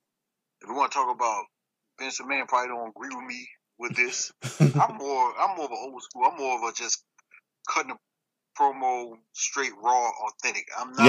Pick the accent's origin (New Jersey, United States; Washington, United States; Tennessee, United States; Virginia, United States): Virginia, United States; West Point; also born or lived in Newport News, Virginia; I grew up before Newport. I'm originally from Newport News, but I'm originally from a small town that sits between Williamsburg and Richmond called West Point.